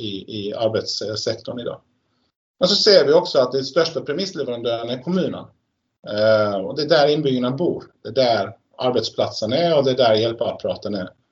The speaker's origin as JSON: {"language": "Swedish", "country": "Sweden", "moved": "yes", "lives_now": "Norway", "said": "som svensk"}